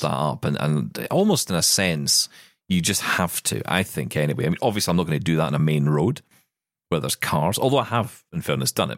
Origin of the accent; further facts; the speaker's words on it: Scotland, United Kingdom; as a Scottish person